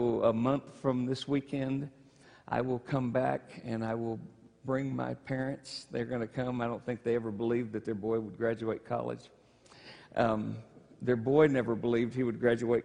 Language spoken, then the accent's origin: English; Michigan, United States; moved away; I'm from Michigan